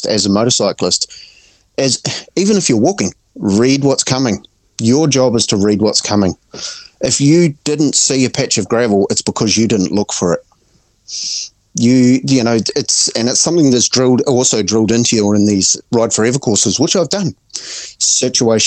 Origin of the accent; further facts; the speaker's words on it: Auckland, New Zealand; I'm from Auckland